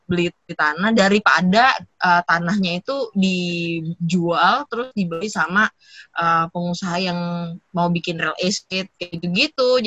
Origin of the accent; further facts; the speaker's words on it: Leuwiliang, West Java, Indonesia; di Bogor tapi coret Bogor coret di Liuliang